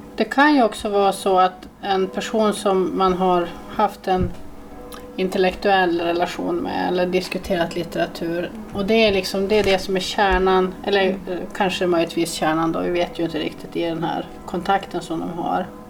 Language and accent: Swedish; Norrland, Sweden; jag är från Norrland.